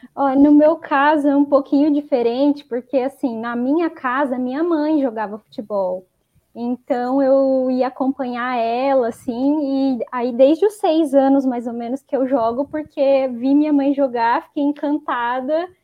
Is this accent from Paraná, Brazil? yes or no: yes; Maringá, Paraná, Brazil; sou de Maringá, no Paraná